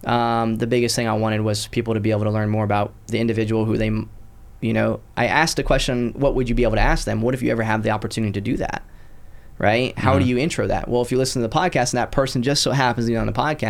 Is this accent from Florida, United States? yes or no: yes; Citrus County, Florida, United States; also born or lived in Pottsville, Pennsylvania; now in Destin, United States; Originally I was born in Pottsville, Pennsylvania, in a coal town. I grew up in just above Tampa in a little county called Citrus County, and I'm currently in the Destin market